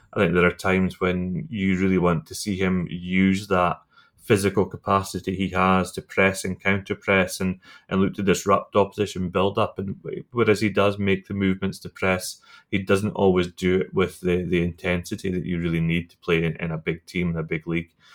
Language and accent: English; Scotland, United Kingdom; as a Scotsman